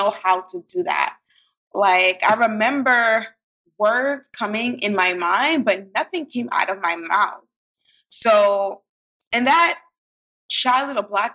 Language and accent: English; New York City, New York, United States; I grew up in Brooklyn